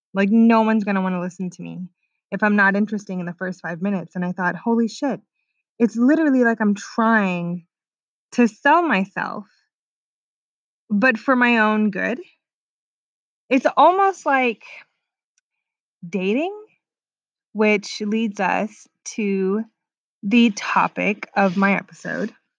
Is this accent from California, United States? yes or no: yes; Orange County, California, United States; also born or lived in Sweden; I'm 24 from Orange County, California